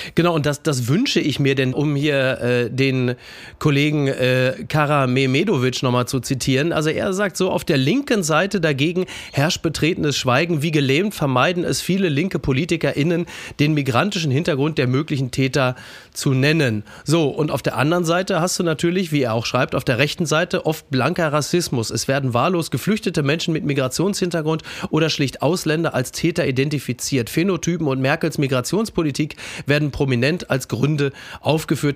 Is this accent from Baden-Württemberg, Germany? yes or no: no; Castrop-Rauxel, North Rhine-Westphalia, Germany; ich komme aus Kastrop-Rauxel, also unweit von Datteln